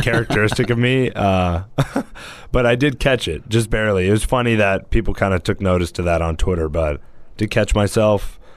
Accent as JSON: {"language": "English", "town": "Fresno", "region": "California", "country": "United States", "said": "I'm from Fresno, the damn desert out there"}